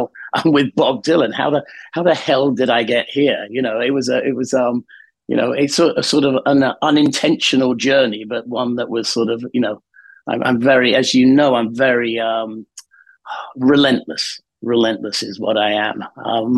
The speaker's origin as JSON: {"language": "English", "region": "the north of England", "country": "United Kingdom", "tie": "born or raised there", "said": "I grew up in Northern England in the sort of late 60s, early 70s"}